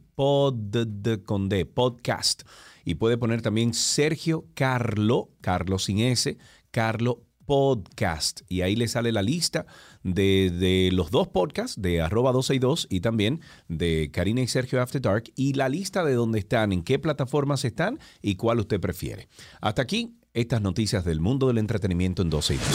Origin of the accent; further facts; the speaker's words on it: Dominican Republic; somos todos dominicanos